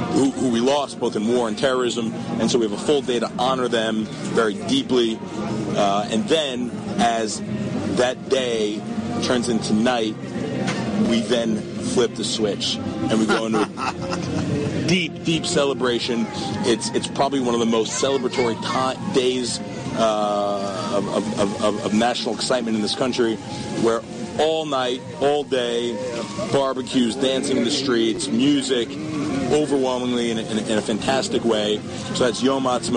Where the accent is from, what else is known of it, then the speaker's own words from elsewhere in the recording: United States; now in Israel; I grew up in America. I am patriotic for America. I love the fact that I grew up there.